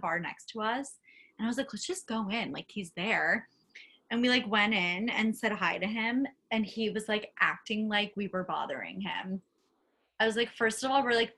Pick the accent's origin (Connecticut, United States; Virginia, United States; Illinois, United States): Connecticut, United States; my hometown in Connecticut, like right outside the city